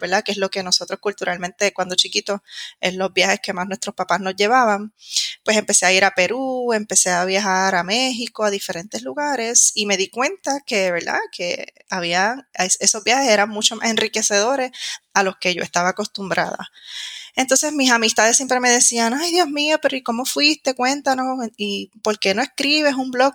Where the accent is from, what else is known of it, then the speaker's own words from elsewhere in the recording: Puerto Rico; moved away as an adult; now in Madrid, Spain; soy de Puerto Rico